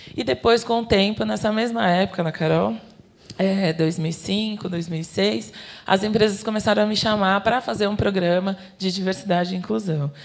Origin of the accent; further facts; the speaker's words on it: São Paulo, Brazil; eu sou daqui de São Paulo, da periferia de São Paulo. Eu cresci é, na comunidade de Heliópolis